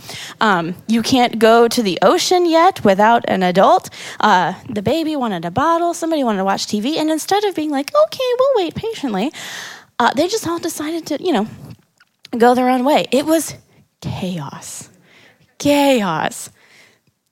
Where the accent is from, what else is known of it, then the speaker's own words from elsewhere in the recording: Kansas City, Missouri, United States; moved away as an adult; I ain't from around here. I'm from Kansas City, Missouri, not Kansas. But I came out here to go to college